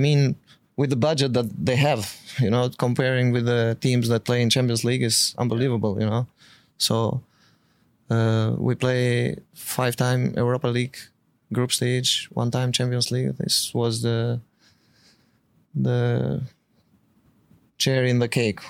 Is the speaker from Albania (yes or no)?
yes; Albania; English is a second language; moved away; also born or lived in Azerbaijan